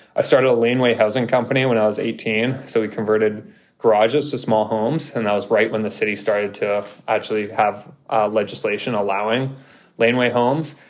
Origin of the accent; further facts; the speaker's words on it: Vancouver, British Columbia, Canada; moved away as an adult; now in Toronto, Canada; I'm from False Creek area in Vancouver. I grew up in Granville Island.